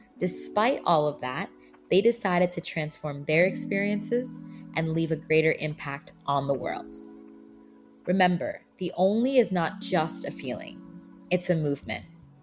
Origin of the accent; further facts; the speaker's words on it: Bangladesh; born there; English is a second language; so English is not my first language, but I was born in Bangladesh